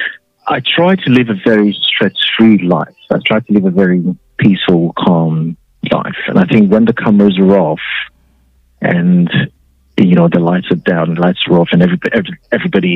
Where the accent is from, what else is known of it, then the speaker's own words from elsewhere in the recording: Ghana; moved away; when we were growing up in Ghana